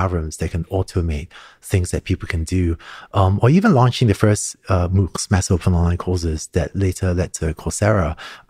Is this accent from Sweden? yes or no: no; Hong Kong; also born or lived in Singapore; Growing up in Hong Kong and Singapore, I started learning to code when I was 5 or 6 years old.